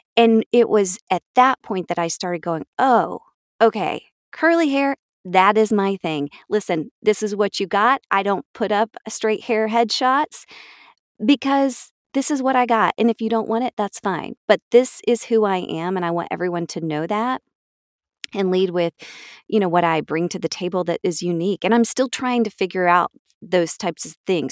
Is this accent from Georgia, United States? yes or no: yes; Atlanta, Georgia, United States; I was born here in Atlanta